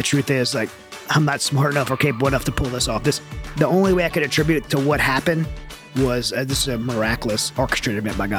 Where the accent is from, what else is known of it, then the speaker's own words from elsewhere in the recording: Louisiana, United States; Yeah, well, I'm from Southern Louisiana, so I'm kind of Cajun boy at heart, like very Southern Louisiana, mud between my toes. Like I grew up in the swamps